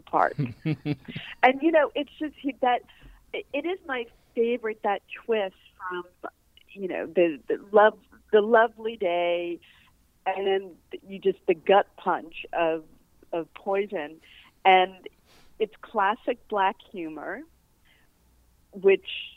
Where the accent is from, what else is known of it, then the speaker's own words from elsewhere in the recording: Newton, Massachusetts, United States; moved away as an adult; also born or lived in New York; I grew up in Newton, Massachusetts